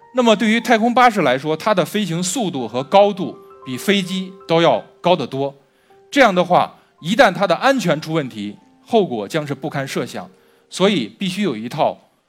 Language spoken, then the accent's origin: Chinese; China; 我们中国人自古就有飞天的梦想